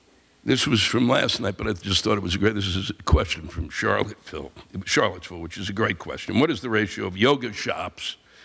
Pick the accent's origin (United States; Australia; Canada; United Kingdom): Canada; As a Canadian, I have a Canadian audience, they watch. As a Canadian, can I please get an American explain to me